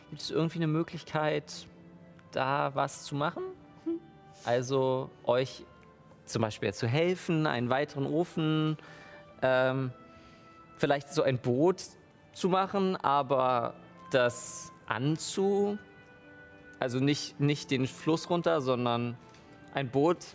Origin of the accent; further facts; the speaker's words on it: Děčín, Ústí nad Labem Region, Czechia; Aufgewachsen in Tetschen.